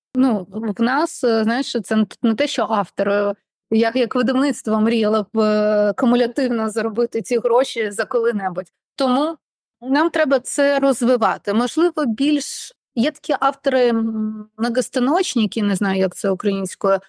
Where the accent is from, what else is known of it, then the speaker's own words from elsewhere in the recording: Odesa, Odesa Oblast, Ukraine; Ukrainian is a second language; я з Одеси, я розмовляла в житті російською